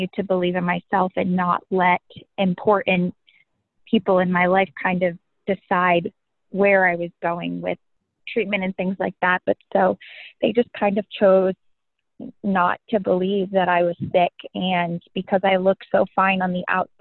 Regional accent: Cumberland, Rhode Island, United States; also born or lived in North Scituate, Rhode Island; I'm still in Rhode Island where I grew up. I just moved towns, but I grew up in Cumberland, Rhode Island

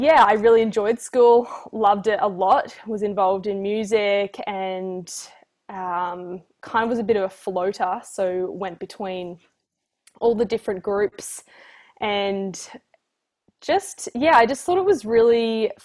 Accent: Dalby, Queensland, Australia; I grew up in Dalby, which is 3 hours northwest, I believe, of Brisbane.

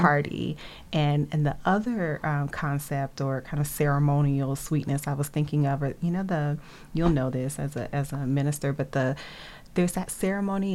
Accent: Nashville, Tennessee, United States; moved away as an adult; also born or lived in Atlanta, Georgia; now in Boston, United States; I was born in Atlanta and uh, around age seven moved to Nashville, which is where I was raised raised and where I lived until I moved to Boston in 2005

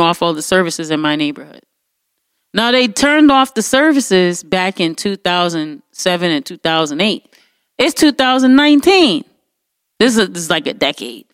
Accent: United States; as an American

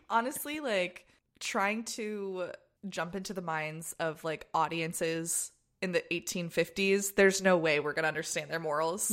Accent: United States; when I was growing up in the States.

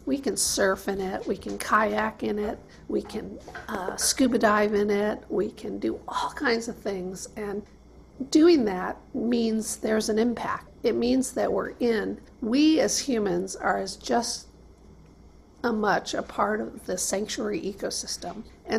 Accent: Michigan, United States; now in Monterey, United States; I feel like I'm from Michigan, and having come here several years ago and landed here as a marine biologist

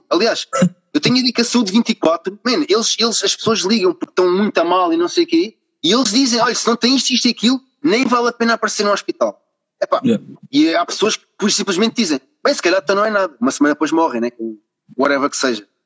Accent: Carcavelos, Lisbon, Portugal; eu também sou aqui de perto, sou de Carcavelos

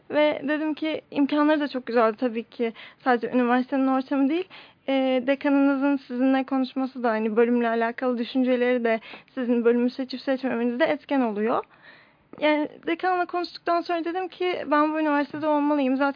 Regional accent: Istanbul, Turkey; born or raised there

